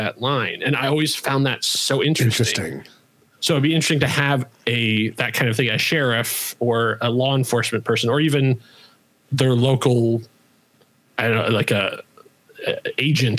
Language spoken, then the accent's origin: English; Indiana, United States; I grew up in Indiana